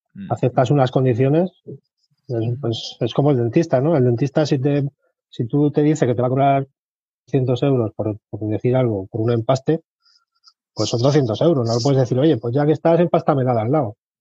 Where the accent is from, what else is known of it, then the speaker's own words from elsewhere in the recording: Albacete, Castilla-La Mancha, Spain; now in Murcia, Spain; yo nací en Albacete, tengo 43 años, pero vivo ahora mismo en Murcia.